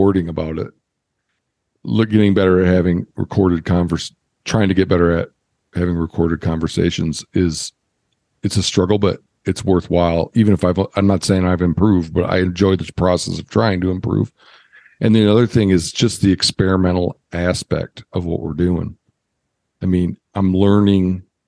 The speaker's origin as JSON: {"language": "English", "region": "Midwest", "country": "United States", "moved": "as an adult", "lives_now": "Montana, United States", "said": "I'm from the Midwest"}